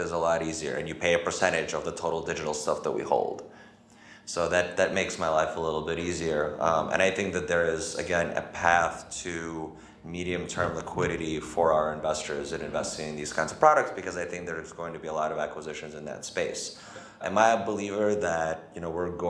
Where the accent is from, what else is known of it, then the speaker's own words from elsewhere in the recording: United States; as an American